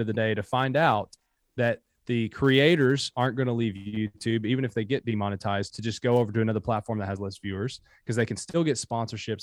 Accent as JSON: {"language": "English", "area": "Bell County", "region": "Kentucky", "country": "United States", "tie": "born or raised there", "also_born_or_lived": "Harlan County, Kentucky", "said": "So born in Harlan County, grew up in Bell County, Kentucky."}